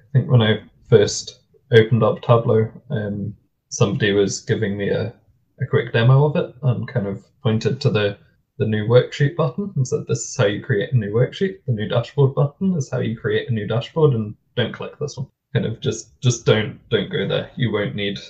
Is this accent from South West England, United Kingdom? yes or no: yes; Gloucester, South West England, United Kingdom; now in Scotland, United Kingdom; I grew up in the South of England, in Gloucester, and used to go and watch Gloucester rugby play every other week